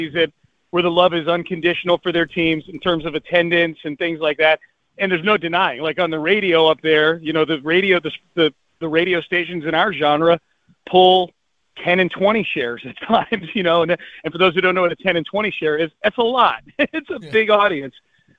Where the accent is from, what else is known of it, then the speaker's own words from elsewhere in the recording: Northeast, United States; I grew up in the Northeast. I listened to WFAN growing up.